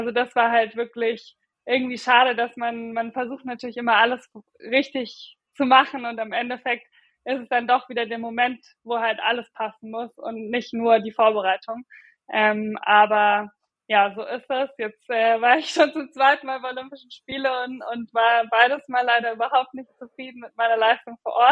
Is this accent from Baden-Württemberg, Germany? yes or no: no; Munich, Bavaria, Germany; ich komme ja auch gebürtig aus München und bin halt jetzt sozusagen schon schon immer hier äh, am Trainieren